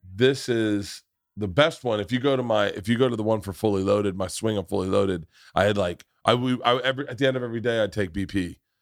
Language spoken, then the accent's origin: English; Tampa, Florida, United States; growing up in Tampa